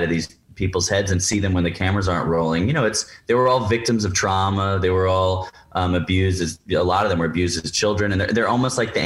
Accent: New York, United States; I'm a New Yorker

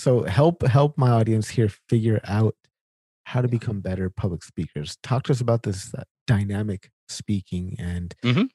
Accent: Sacramento, California, United States; moved away as an adult; now in Winnipeg, Canada; I grew up in in Sacramento, California

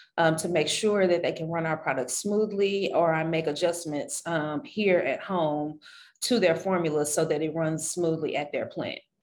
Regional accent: Shreveport, Louisiana, United States; moved away; I was born and raised in Shreveport, Louisiana.

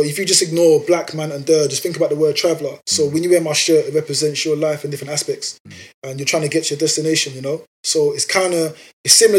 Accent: London, United Kingdom; also born or lived in New York; I'm from London

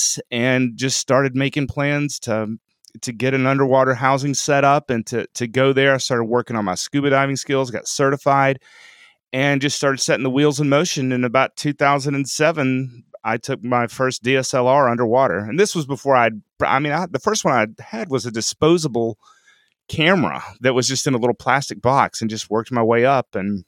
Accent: Franklin, Tennessee, United States; So I'm from Franklin, Tennessee, which is sort of a suburb of Nashville. And I'm a dentist here in town.

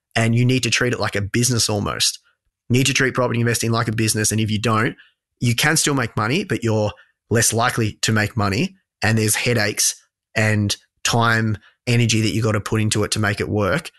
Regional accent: Australia; also born or lived in London; my hometown

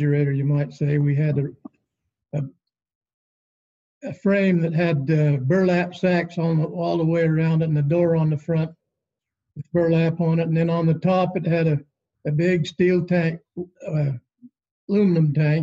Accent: Fillmore, Utah, United States; I was born in Fillmore. And my father, he purchased some land west of Fillmore and proved up on it

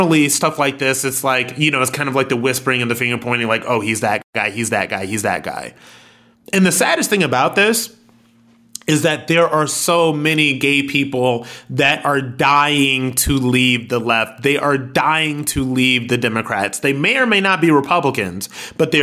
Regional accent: Akron, Ohio, United States; I'm ex-military and I'm from Akron, Ohio

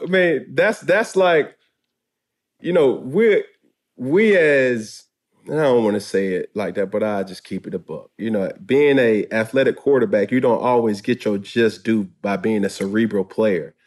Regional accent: Atlanta, Georgia, United States; I'm from Atlanta, Georgia

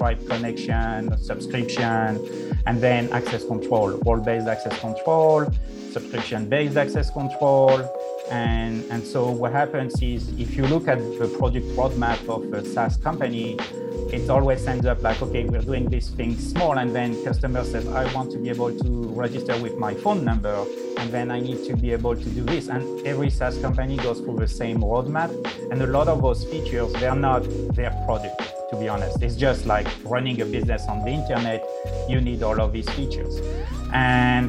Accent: France; now in United States; I was born in France, and then I moved to the United States

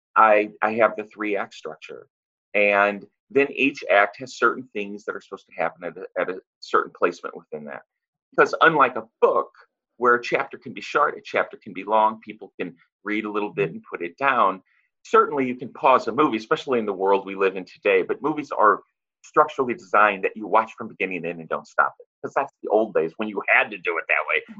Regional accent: St. Louis, Missouri, United States; moved away as an adult; now in Los Angeles, United States; I am from St. Louis and I live in uh, Los Angeles now.

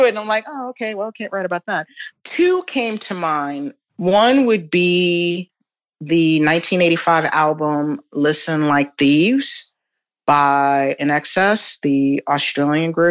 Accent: Chicago, Illinois, United States; in a small theater called the Aragon Ballroom in my hometown of Chicago.

